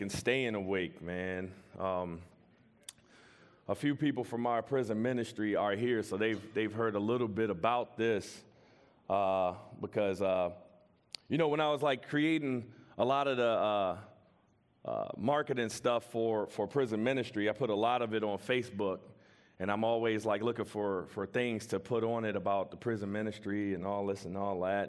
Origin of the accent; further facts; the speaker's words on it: Washington, District of Columbia, United States; I'm from Washington, D C, from the hood